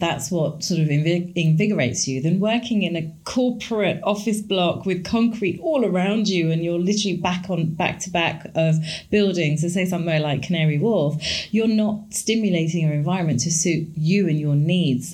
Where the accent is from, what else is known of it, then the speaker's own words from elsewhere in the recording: India; as an Indian, I grew up with Ayurvedic principles